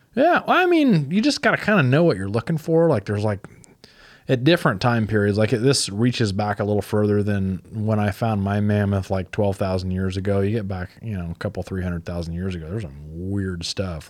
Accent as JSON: {"language": "English", "area": "Fulton County", "region": "Illinois", "country": "United States", "tie": "born or raised there", "also_born_or_lived": "Knox County, Illinois / Alabama", "said": "when I was growing up in Fulton County"}